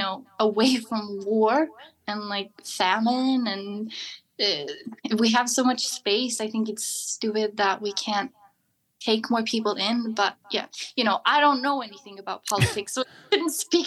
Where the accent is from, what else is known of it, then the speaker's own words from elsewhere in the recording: Sweden; from Sweden